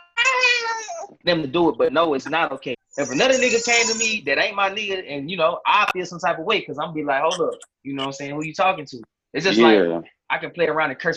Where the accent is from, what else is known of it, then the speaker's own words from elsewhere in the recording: the South, United States; moved away; I come from the South